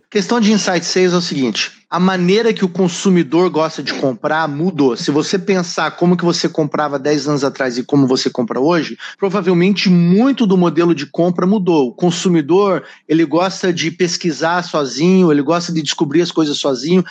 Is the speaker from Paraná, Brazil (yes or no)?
yes; Curitiba, Paraná, Brazil; moved away as an adult; now in United States; Eu sou original de Curitiba. Mudei para cá com uma mala na mão, começar do zero a vida com 19 anos